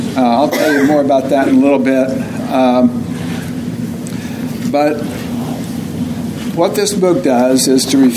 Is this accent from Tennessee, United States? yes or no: no; Oklahoma, United States; now in Tucson, United States; I'm from Oklahoma.